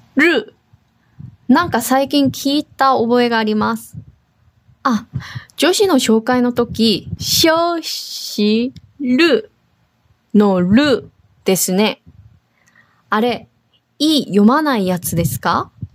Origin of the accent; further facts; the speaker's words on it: South Korea; now in Okinawa, Japan; 沖縄に住んでいる、韓国人と台湾人がお届けします